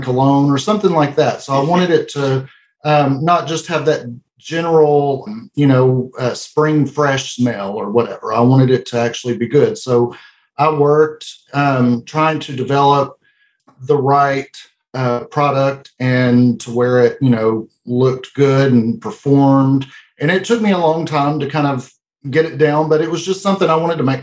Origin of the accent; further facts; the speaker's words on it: El Dorado, Arkansas, United States; We're from El Dorado, Arkansas, and that's where our business is located.